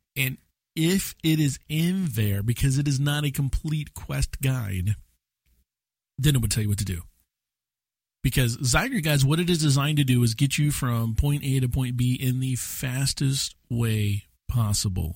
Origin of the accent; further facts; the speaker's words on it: United States; as an American